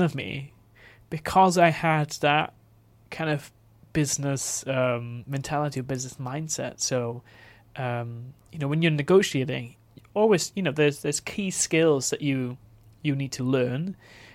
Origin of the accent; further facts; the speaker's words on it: Neath, Wales, United Kingdom; moved away; also born or lived in London; I grew up in Neath in South Wales